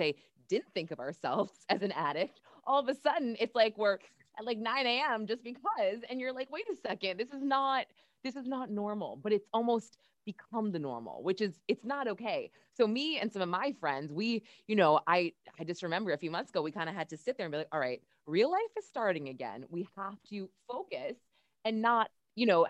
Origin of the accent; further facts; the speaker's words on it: Manchester, New Hampshire, United States; moved away; I'm from New Hampshire and the Manchester area, which is actually where I went to high school